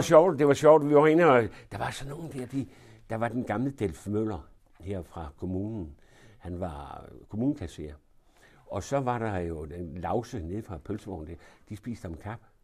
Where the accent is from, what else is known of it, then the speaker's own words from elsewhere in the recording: Denmark; der blev jeg så født. Og det var i, ude på, i Svandomsgade